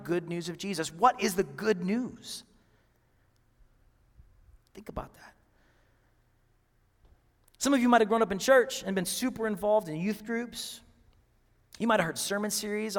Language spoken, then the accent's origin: English; Seattle, Washington, United States; moved away; I'm from Seattle